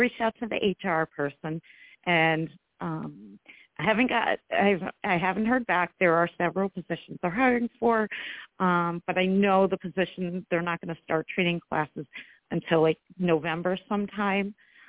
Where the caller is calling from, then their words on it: New York, United States; I'm from New York.